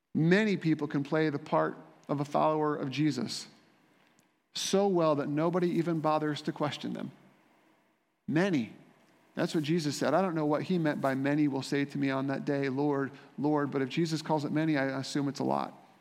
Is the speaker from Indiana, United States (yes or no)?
yes; Indiana, United States; I grew up in Indiana